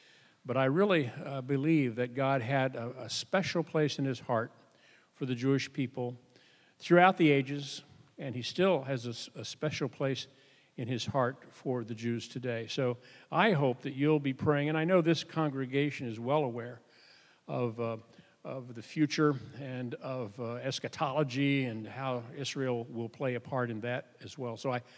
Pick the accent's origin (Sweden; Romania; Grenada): Sweden; Well, we're kinsmen. I'm from Sweden. So, I shouldn't have said that. I should have said I'm Norwegian, right? But I like to tell people that I'm Scandinavian at least, and then that's the good news. The bad news is that I'm Swedish.